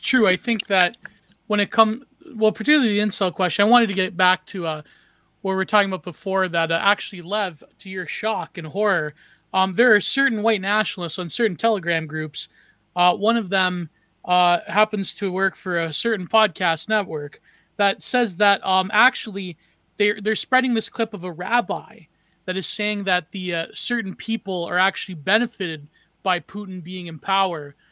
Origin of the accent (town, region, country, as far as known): Canada